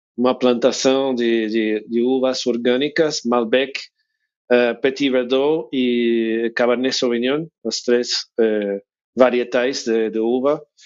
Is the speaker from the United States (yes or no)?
yes; United States; Portuguese is a second language; moved away as an adult; now in Mendoza, Argentina; eu sou de, de Estados Unidos